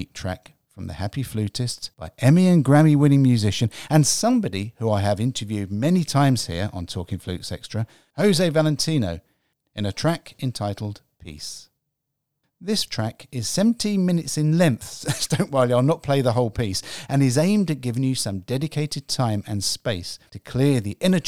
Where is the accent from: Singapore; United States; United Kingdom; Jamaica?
United Kingdom; England; I'm English